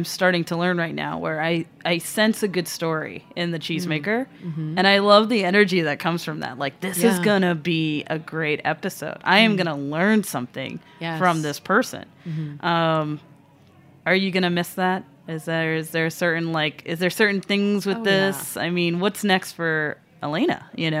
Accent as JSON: {"language": "English", "town": "New York City", "region": "New York", "country": "United States", "said": "As a New Yorker, rushing. I would never do that."}